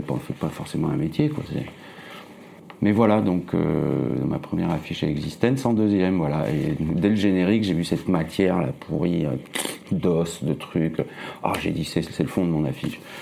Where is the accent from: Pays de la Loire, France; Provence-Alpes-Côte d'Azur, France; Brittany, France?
Provence-Alpes-Côte d'Azur, France; Nice; moved away as an adult; also born or lived in Toulouse / Paris; now in Romainville, France; je suis né en 70 à Nice, voilà, sous le soleil. Et puis j'ai fait mes études là-bas, euh, de graphiste, euh, après le bac